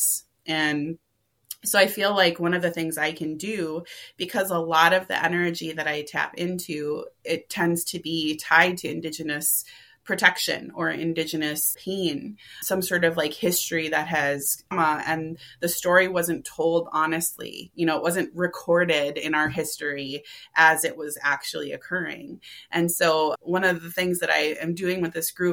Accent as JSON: {"language": "English", "town": "Minneapolis", "region": "Minnesota", "country": "United States", "tie": "born or raised there", "said": "I grew up in Minneapolis, I was educated in the Minneapolis public school system."}